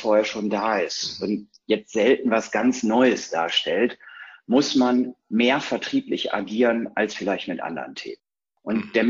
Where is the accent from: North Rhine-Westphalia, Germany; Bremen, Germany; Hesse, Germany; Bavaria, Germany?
North Rhine-Westphalia, Germany; In Hashtags äh, ordne ich mich ein als Ostwestfale, neugierig, verliert ungern, und ist schon lange dabei.